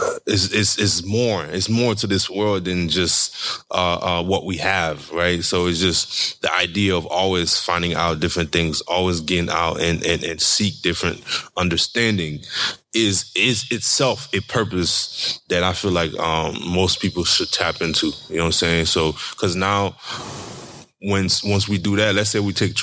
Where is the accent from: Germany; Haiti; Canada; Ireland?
Haiti; I'm from Haiti